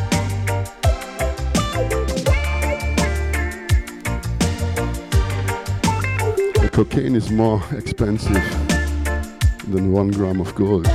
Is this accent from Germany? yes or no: yes; Konstanz, Baden-Württemberg, Germany; live long time in my hometown where I born, Constance, the lake of Constance, on the border to Switzerland